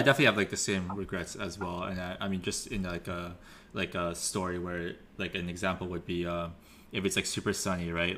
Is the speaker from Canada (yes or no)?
yes; Vancouver, British Columbia, Canada; growing up in Vancouver